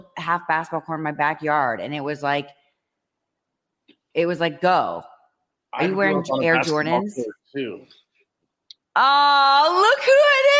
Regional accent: Ohio, United States; moved away as an adult; now in Manhattan Beach, United States; thank God I grew up in Ohio

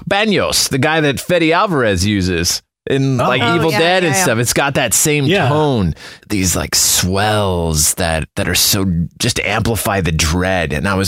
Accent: Prince Albert, Saskatchewan, Canada; moved away; I was born in Prince Albert, Saskatchewan

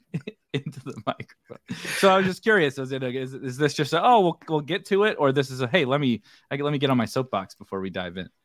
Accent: Midwest, United States; I'm from the Midwest. People hunt and stuff around here

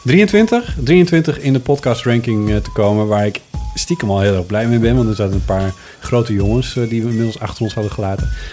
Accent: Friesland, Netherlands; ik ben geboren in Friesland

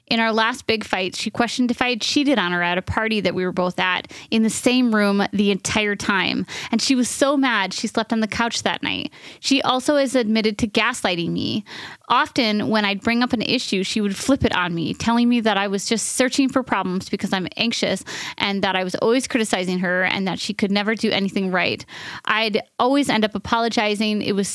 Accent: New York, United States; I'm from New York and grew up in an extremely progressive community with lots of love and acceptance of differences

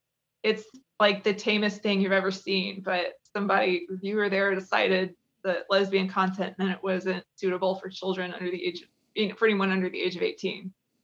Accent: Kentucky, United States; I mean, I'm from Kentucky, so you kind of have to.

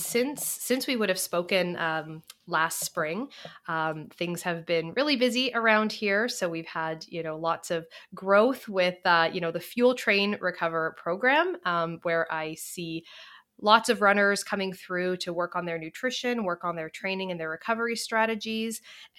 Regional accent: Canada; I am from Canada

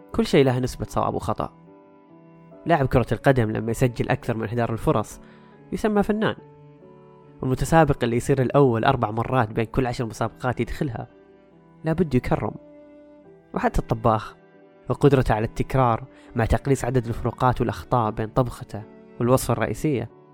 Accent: Saudi Arabia; عندنا في السعودية

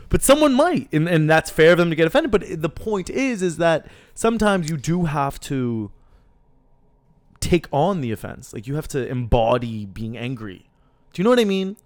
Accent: Halifax, Nova Scotia, Canada; also born or lived in Lebanon; I'm from Halifax. You know, I'm also from Lebanon. I'm from both, but I'm also very much Haligonian

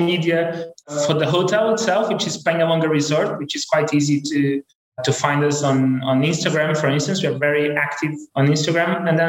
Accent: Porto, Norte, Portugal; now in Lisbon, Portugal; I'm not from Lisbon. I'm from Porto, and I chose to live in Lisbon.

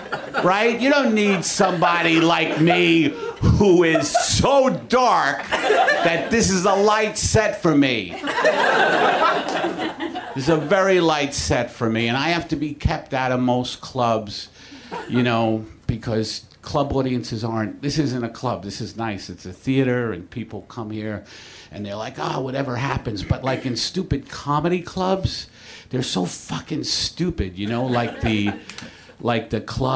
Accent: New York, United States; moved away as an adult; I'm a New Yorker, and I was in New York when that happened, and that's when I moved.

